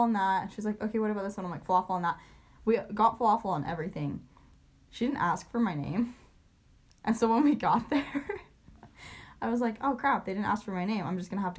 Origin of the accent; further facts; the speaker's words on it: Utah, United States; we're from Utah